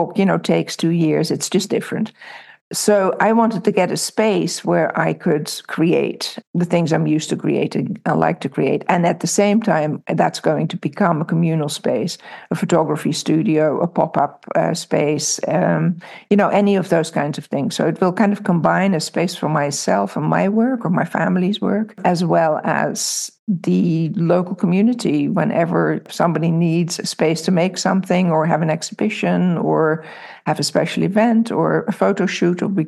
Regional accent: Amsterdam, North Holland, Netherlands; moved away; also born or lived in Milford, Pennsylvania / New York City; I grew up in Amsterdam, so I didn't really grow up in the country.

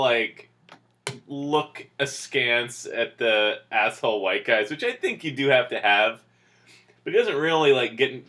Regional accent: United States; I was actually born an hour and 45 minutes southwest of Philadelphia

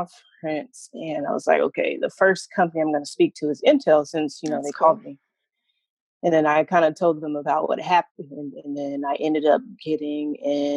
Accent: Tallahassee, Florida, United States; also born or lived in Caribbean (parents); now in Portland, United States; I grew up in Tallahassee, actually a pretty small city

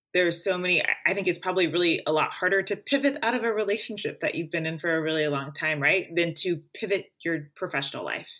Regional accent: Springfield, Missouri, United States; my hometown of Springfield, Missouri

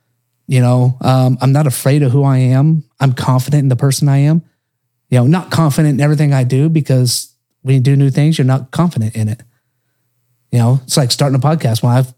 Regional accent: Oklahoma, United States; moved away; You know, I was born and raised in Oklahoma.

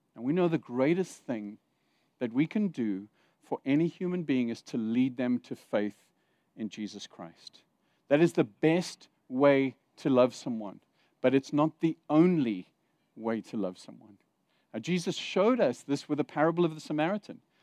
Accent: South Africa; moved away; also born or lived in Zimbabwe / Saudi Arabia; I grew up in South Africa during the apartheid years, and I was a teenager being taught in school

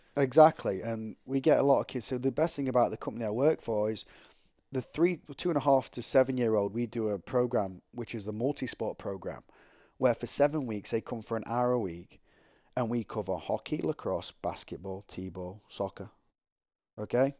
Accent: England, United Kingdom; I'm from England

